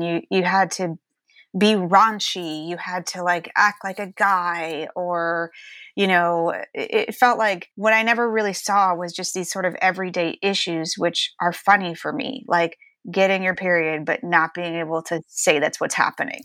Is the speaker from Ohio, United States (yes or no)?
yes; Ohio, United States; growing up in Ohio, it was, you know, we're pretty conservative family